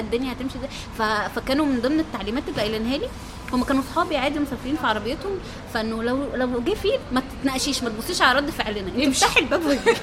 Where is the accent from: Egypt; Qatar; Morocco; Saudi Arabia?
Egypt; اني من مصر